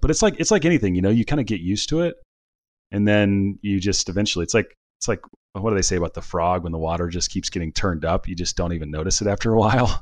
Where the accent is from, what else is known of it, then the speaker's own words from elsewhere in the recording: Cincinnati, Ohio, United States; now in California, United States; I'm from, I'm from Cincinnati originally